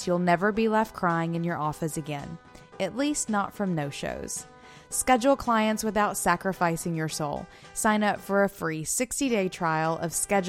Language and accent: English; Florence, United States; also born or lived in North Carolina; we moved from North Carolina back home to Florence.